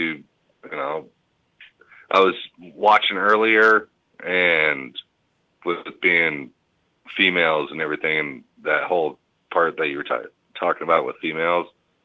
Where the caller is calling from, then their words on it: Denver, Colorado, United States; from Denver.